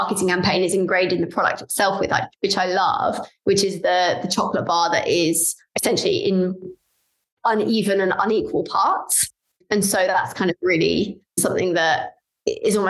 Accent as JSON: {"language": "English", "region": "London", "country": "United Kingdom", "said": "I'm from London, I'm a Londoner"}